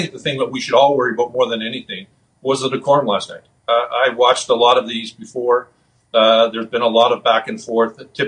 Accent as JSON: {"language": "English", "country": "Canada", "said": "as a Canadian"}